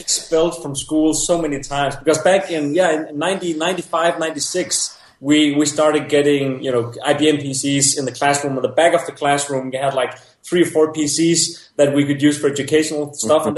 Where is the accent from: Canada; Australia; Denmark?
Denmark; I grew up in Denmark